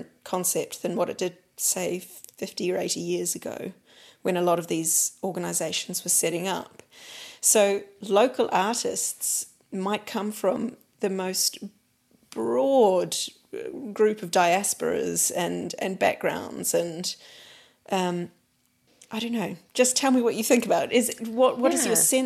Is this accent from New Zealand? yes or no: yes; New Zealand; moved away; for me as a New Zealander